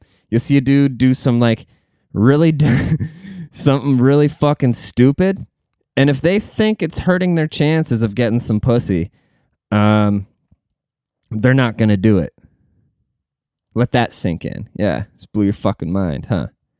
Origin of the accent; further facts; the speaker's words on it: Germany; moved away; See, me, like, I came from Germany, you know? Like, I came from a place that's never done anything wrong, you know?